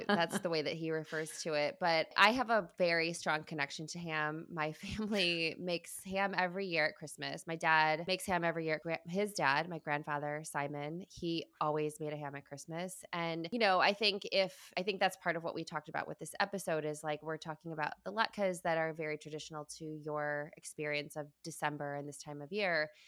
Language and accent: English; Midwest, United States; moved away; my hometown, you know, in the Midwest